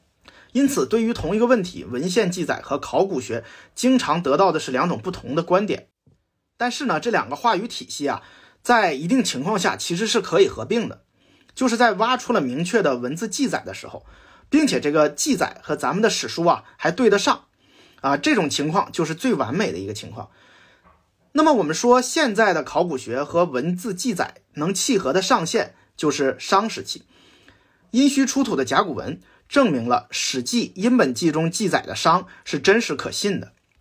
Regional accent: China; 我们都是中国人，都有这个情节，我们希望二里头就是夏

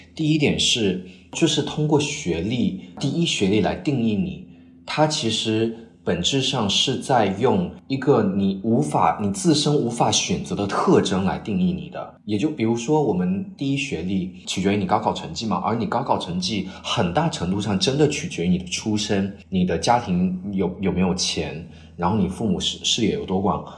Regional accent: China; moved away as an adult; now in Cambridge, United Kingdom; 只有我一个中国人

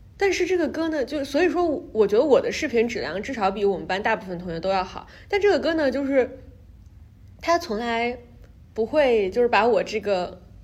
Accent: China; moved away as an adult; now in New York, United States; 因为我是中国来的，然后我又是一个中国女医生

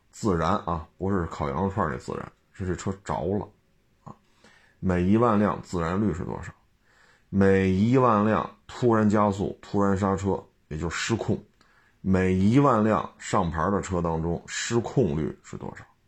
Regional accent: China; 咱是中国人吗咱们

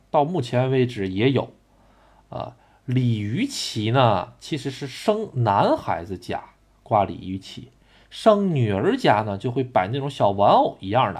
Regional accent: Tonghua, Jilin, China; 我出生的地方吉林省通化市

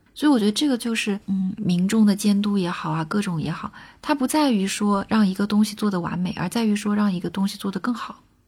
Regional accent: China; first language Chinese; 我不光能有中国人的视角

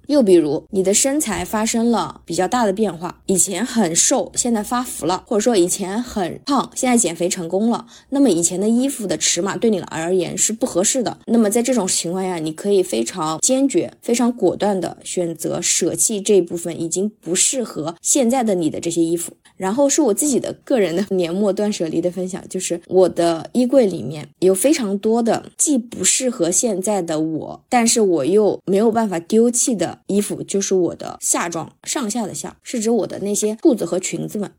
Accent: China; 我们中国人

